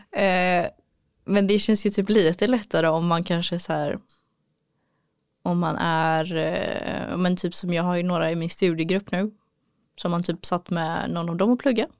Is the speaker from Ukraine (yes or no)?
no; Gothenburg, Västra Götaland, Sweden; moved away as an adult; also born or lived in Örebro; här i Göteborg då har jag redan en trygghet i att eh, det är min hemstad, jag har min familj här